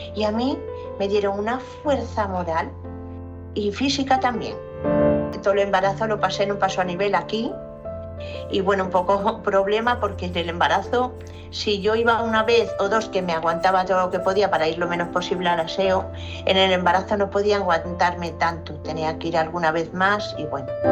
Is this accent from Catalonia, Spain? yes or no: no; León, Castile and León, Spain; now in Valencia, Spain; me voy a León, que es mi tierra